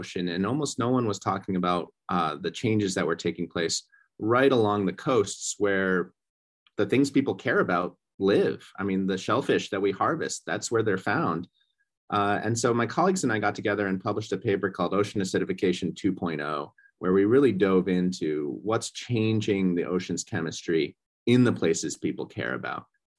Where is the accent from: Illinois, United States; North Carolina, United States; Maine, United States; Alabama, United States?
Maine, United States; moved away; also born or lived in California; So while I grew up in Maine